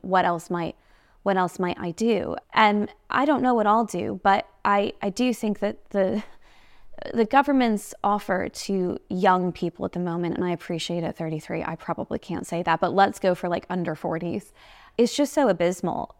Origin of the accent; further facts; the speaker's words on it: United States; moved away as an adult; now in United Kingdom; I'm from the United States